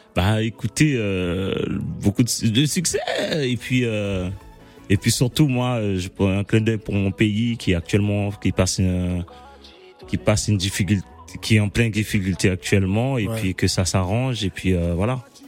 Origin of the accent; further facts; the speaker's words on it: Haiti; now in France; chez nous Haïti